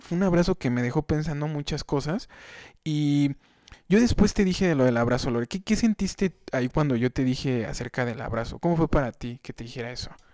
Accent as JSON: {"language": "Spanish", "region": "Querétaro", "country": "Mexico", "said": "yo soy aquí de Querétaro"}